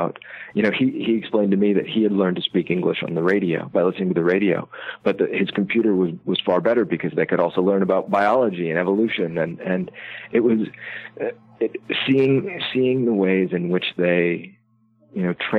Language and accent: English; Iowa, United States; I grew up in Iowa